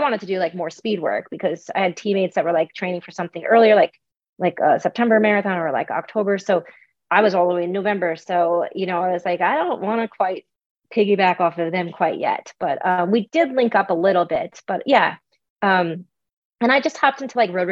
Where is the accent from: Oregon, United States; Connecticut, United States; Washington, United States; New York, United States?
New York, United States; Long Island; I am a New Yorker. I grew up on Long Island